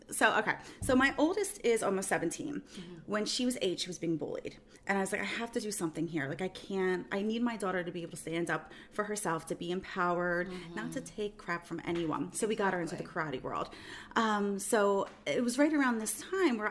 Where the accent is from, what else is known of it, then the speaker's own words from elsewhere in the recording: Bensalem, Pennsylvania, United States; I'm from Bensalem, born there, grew up there, still there 42